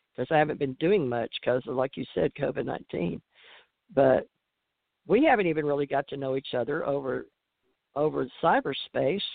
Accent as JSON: {"language": "English", "region": "Louisiana", "country": "United States", "tie": "born or raised there", "said": "I grew up in Louisiana, and we sent each other Valentines in school"}